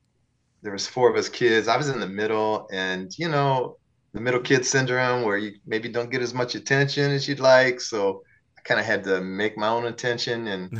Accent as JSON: {"language": "English", "town": "Peoria", "region": "Illinois", "country": "United States", "said": "I did. I'm the only one in the … that can say I'm from Peoria out of like seven people in the band, you know?"}